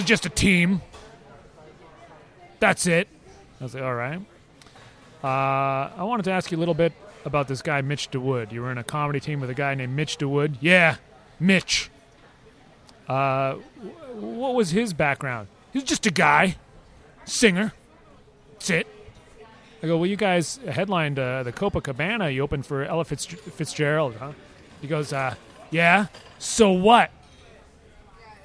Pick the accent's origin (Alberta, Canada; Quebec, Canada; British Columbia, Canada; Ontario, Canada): British Columbia, Canada; Vancouver; I was from Vancouver